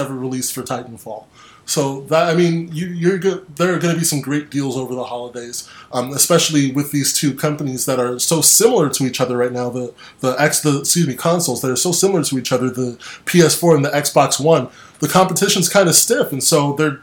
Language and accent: English; United States; I'm from the States